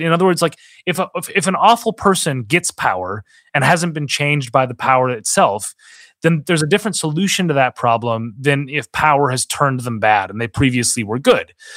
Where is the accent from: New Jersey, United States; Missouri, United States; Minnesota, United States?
Minnesota, United States; moved away; I worked on a political campaign in my home state of Minnesota